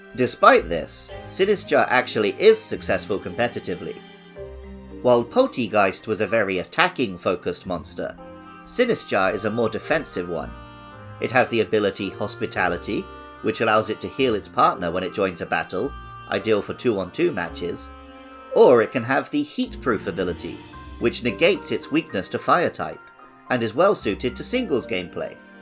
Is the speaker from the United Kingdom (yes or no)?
yes; England, United Kingdom; my home country of England